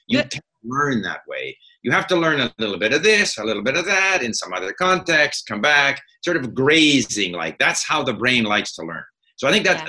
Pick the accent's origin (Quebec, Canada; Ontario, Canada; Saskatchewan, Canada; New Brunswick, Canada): Quebec, Canada; Montreal; moved away as an adult; also born or lived in France / Hong Kong; I grew up in Montreal at a time when Montreal was very much a divided city: English-speaking Montreal, ah. French-speaking Montreal